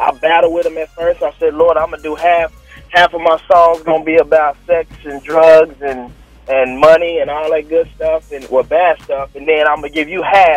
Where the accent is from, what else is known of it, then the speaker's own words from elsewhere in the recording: Oklahoma, United States; Born and raised in Oklahoma